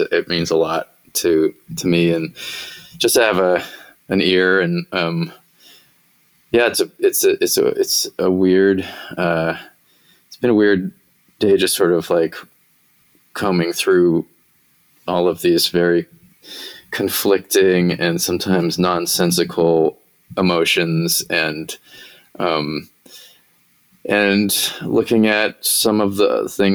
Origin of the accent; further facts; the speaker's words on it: Bay Area, Northern California, United States; moved away as an adult; also born or lived in Los Angeles / New York; now in Nashville, United States; I grew up in Northern California